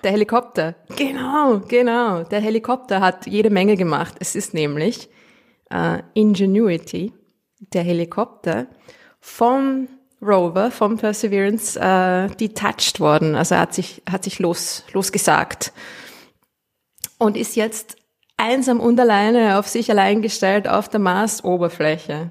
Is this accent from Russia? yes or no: no; Austria; accent: Austrian